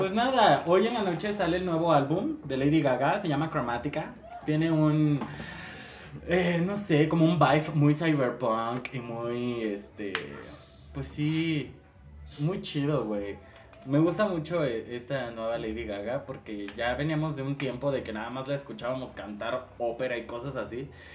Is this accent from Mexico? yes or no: yes; Mexico; así somos los mexicanos